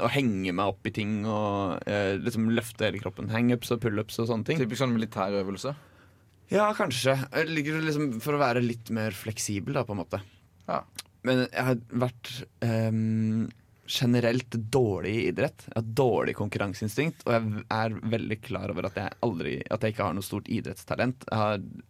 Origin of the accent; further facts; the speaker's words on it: Drammen, Buskerud, Norway; moved away; hjembygda mi, Drammen